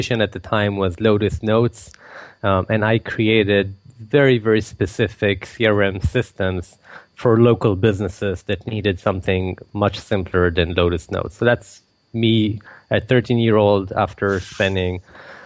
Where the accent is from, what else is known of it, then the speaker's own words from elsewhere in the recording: Israel; I was born and raised in Israel